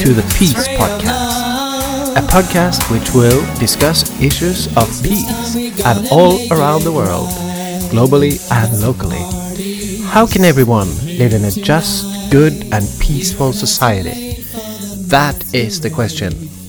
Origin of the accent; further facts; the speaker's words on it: Bergen, Vestland, Norway; moved away; also born or lived in Oslo; I grew up in Bergen, and thereafter Oslo.